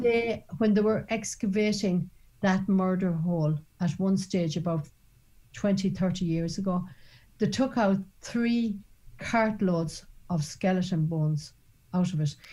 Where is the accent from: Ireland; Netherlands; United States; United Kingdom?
Ireland; even as an Irish woman